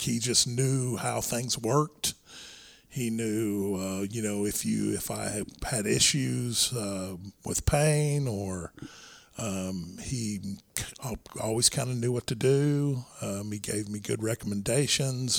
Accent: Irving, Texas, United States; we grew up in Irving, uh, Texas

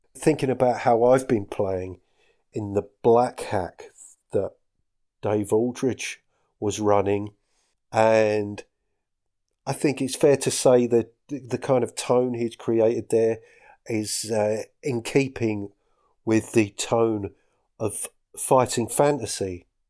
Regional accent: Essex, East of England, United Kingdom; moved away as an adult; now in Scottish Highlands, United Kingdom; I'm from Essex, in case you couldn't tell.

